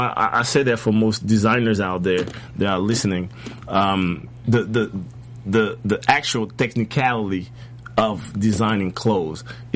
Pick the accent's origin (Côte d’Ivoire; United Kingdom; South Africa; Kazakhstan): Côte d’Ivoire; also born or lived in Paris, France; now in United States; I'm originally from the Ivory Coast in West Africa. Mm-hmm. Born and raised.